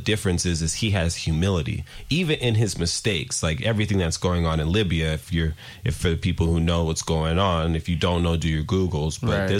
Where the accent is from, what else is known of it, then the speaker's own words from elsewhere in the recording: Nigeria; Like, I'm Nigerian. We're going to get to immigrant backgrounds a little bit because we also got to be thankful for immigrants.